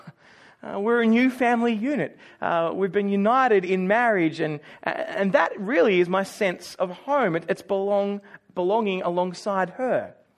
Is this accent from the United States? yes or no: no; Australia; moved away as an adult; now in Auckland, New Zealand; I was born in Australia, you know, the Western Island. Uh, a-, and, and for me, I, I grew up in, in one house.